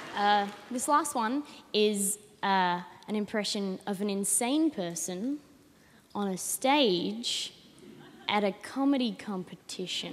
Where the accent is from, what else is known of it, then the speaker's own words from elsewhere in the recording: Adelaide, South Australia, Australia; I'm 19 and I'm from Adelaide.